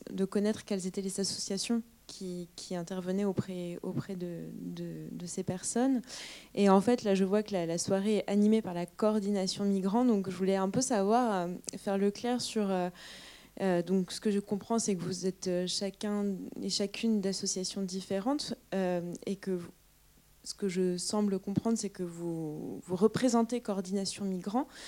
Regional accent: Rennes, Brittany, France; now in Angers, France; je suis arrivée récemment dans la région angevine. Je viens de, je viens de Bretagne, je viens de Rennes.

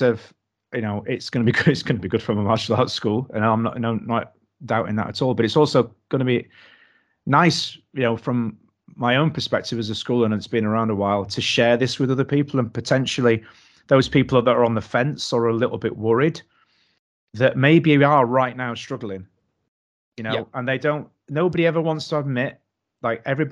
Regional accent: Doncaster, Yorkshire and the Humber, United Kingdom; now in Knaresborough, United Kingdom; I'm actually from Doncaster, which is infinitely worse.

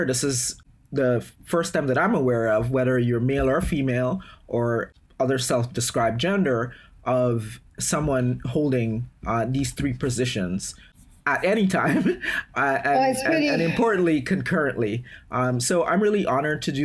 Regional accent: Guyana; now in United States; I am originally from Guyana in South America

